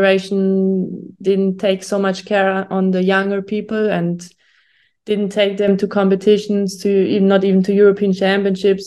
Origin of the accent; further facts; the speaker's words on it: Germany; English is a second language; moved away as an adult; now in Italy; I'm from Germany. And yeah, now I'm living since 1.5 years in Italy and train with the Italian part of the national team. But before, my whole life I was in Germany